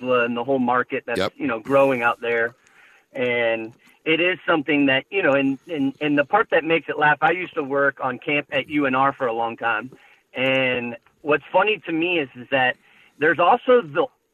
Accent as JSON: {"language": "English", "area": "Bay Area", "region": "California", "country": "United States", "tie": "born or raised there", "moved": "as an adult", "lives_now": "Reno, United States", "said": "I was born in the Bay Area"}